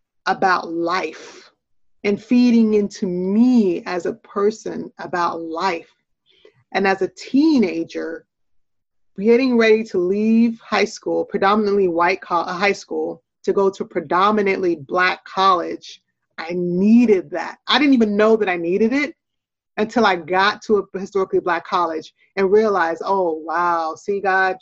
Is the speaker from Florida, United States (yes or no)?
no; Portland, Oregon, United States; also born or lived in Jamaica; born in Jamaica, but growing up in the U.S. in a lot of inferior circumstances, and growing up in Portland, Oregon, which is a predominantly white town